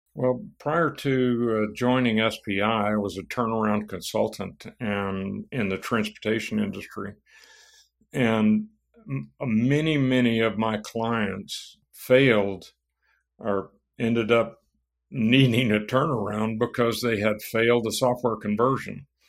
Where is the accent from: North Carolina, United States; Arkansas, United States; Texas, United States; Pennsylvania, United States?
Texas, United States; San Antonio; also born or lived in Laredo, Texas; Well, I was born in Laredo, Texas. Uh, my family moved t-, to East Texas when I was young, and then Uh, about the time I started school, they moved to San Antonio, Texas